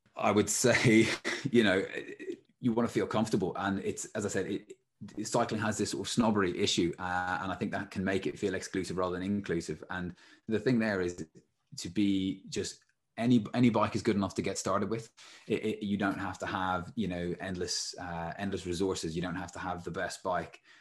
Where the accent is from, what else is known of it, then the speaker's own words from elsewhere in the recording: Ireland; when I was growing up in Ireland